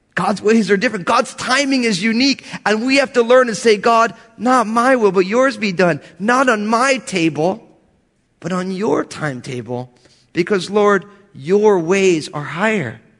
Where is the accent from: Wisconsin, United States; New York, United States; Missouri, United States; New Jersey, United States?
New Jersey, United States; I'm all Italian from New Jersey.